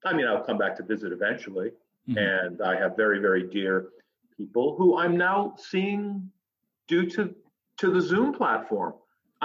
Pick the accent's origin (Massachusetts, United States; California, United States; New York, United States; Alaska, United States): Massachusetts, United States; Fall River; moved away as an adult; also born or lived in Chicago; I'm a New England kid. I'm a New England boy. I was born in Fall River, Massachusetts